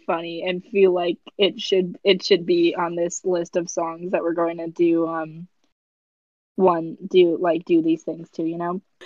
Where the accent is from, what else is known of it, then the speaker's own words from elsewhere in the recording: United States; we're American